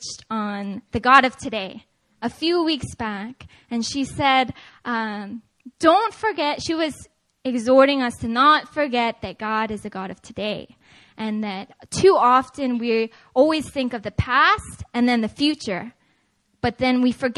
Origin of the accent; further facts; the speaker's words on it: Seattle, Washington, United States; moved away; I'm originally actually from Seattle, Washington